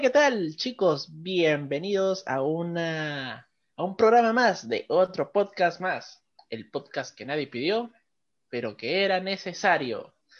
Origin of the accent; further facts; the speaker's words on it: Lima, Peru; nosotros somos de Perú, de acá en Lima